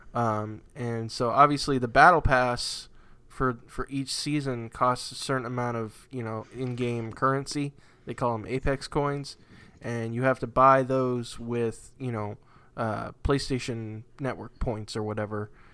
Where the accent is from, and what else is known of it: New England, United States; born or raised there